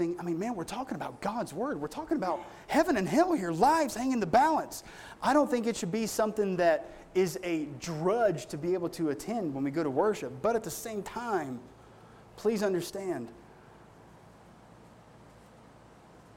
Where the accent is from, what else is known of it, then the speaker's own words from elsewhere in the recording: Appalachia, United States; I come from the Appalachian Mountains